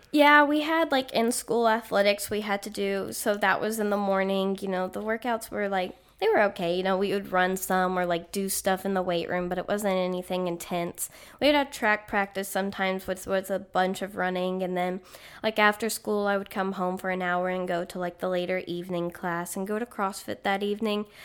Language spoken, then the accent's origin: English; Granbury, Texas, United States; moved away as an adult; I'm from Granbury. It's a smaller town outside of Fort Worth